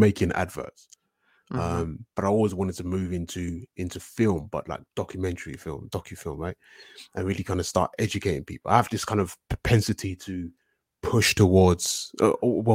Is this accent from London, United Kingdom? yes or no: yes; London, United Kingdom; I'm from London, southeast London.